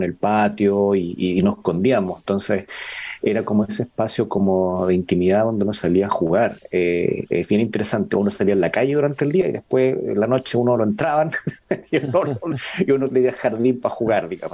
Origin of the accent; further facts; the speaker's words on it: Iquique, Tarapacá, Chile; Yo soy de Iquique